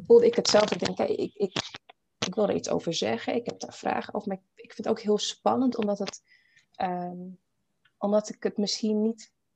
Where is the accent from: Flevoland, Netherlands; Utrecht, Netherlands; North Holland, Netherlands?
Flevoland, Netherlands; Almere; moved away as an adult; also born or lived in Paramaribo, Suriname / Bijlmer, Amsterdam; now in Amsterdam, Netherlands; En ik ben dus hier in Nederland opgegroeid. Een ehm, jaartje in de Belmer gewoond. En daarna echt opgegroeid in Almere